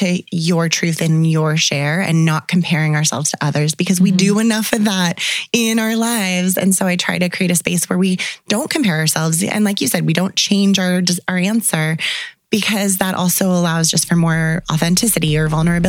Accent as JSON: {"language": "English", "town": "Santa Cruz", "region": "California", "country": "United States", "tie": "born or raised there", "also_born_or_lived": "Orange County, California / San Francisco / Miami / Bali", "moved": "as an adult", "lives_now": "Kelowna, Canada", "said": "I was born in Santa Cruz, California, and I am originally from there. I've spent most of my life growing up in California, north and south. And now I'm in Canada. I've been in Canada for 10 years."}